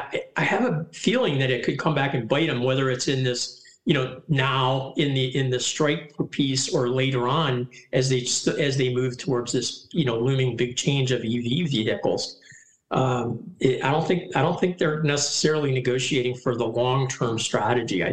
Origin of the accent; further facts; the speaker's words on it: Detroit, Michigan, United States; also born or lived in Lansing, Michigan; I grew up in Detroit